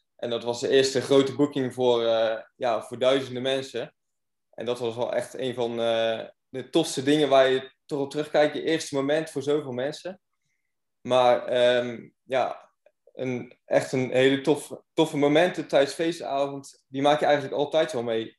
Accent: Goes, Zeeland, Netherlands; Ik kom zelf uit Goes

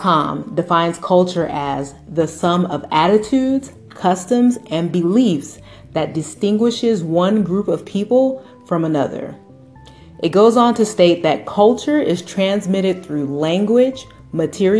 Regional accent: United States; I was born and raised here in the United States

